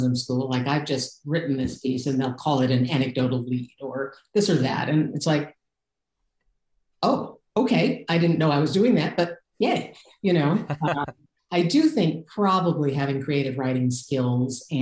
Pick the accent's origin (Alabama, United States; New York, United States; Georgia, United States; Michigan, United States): Michigan, United States; Detroit; moved away as an adult; now in California, United States; I grew up in Detroit. I went to school in the Detroit suburbs